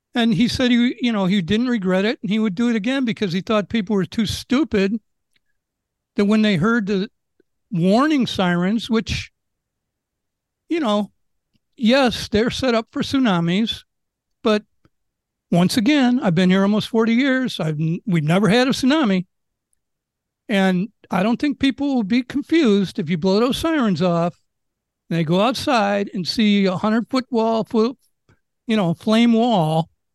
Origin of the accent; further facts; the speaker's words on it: Chicago, Illinois, United States; moved away as an adult; now in Maui, United States; I'm from Chicago